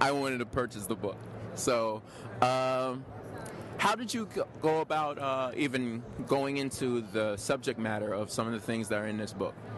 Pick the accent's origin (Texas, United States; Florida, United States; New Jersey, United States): New Jersey, United States; I am from New Jersey. I'm from New Jersey